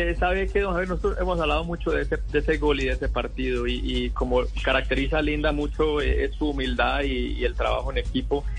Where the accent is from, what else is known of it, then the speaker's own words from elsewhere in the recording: Colombia; como fanático colombiano